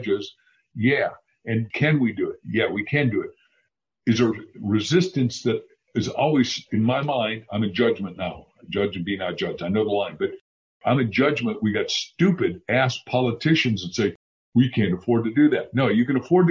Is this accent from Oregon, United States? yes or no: no; Waukegan, Illinois, United States; I grew up in Little Waukegan, Illinois